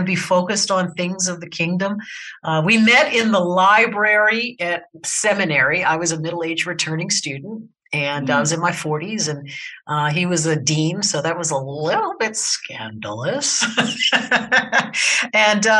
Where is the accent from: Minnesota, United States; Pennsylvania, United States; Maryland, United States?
Maryland, United States; Baltimore; moved away as an adult; I'm originally from Baltimore, Maryland, and was very much an East Coast baby until I turned about 25